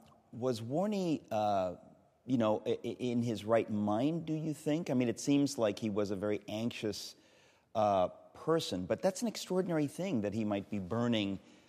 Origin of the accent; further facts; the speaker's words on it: New York City, New York, United States; I'm from Manhattan in New York City.